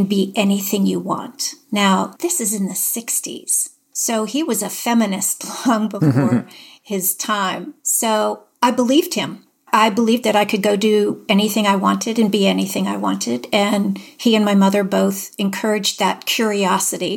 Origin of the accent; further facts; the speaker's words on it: Erie, Pennsylvania, United States; moved away as an adult; I grew up in Erie, Pennsylvania